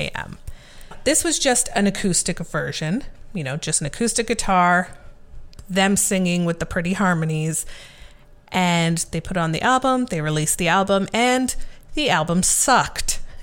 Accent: Canada

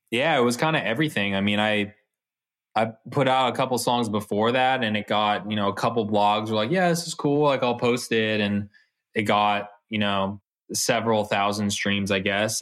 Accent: Bay Area, California, United States; we're from the Bay Area

